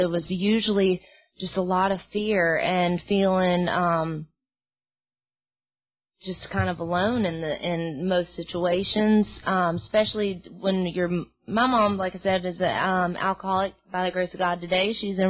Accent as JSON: {"language": "English", "town": "Mobile", "region": "Alabama", "country": "United States", "also_born_or_lived": "Los Angeles", "said": "I'm from Mobile, Alabama. I, you know, I'm from L.A."}